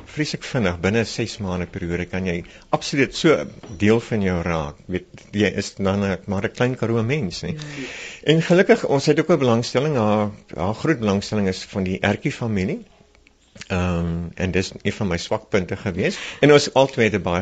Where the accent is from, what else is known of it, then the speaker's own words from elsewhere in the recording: Calvinia, Northern Cape, South Africa; born there; Ja, ja, ek is gebore in Kalvinia.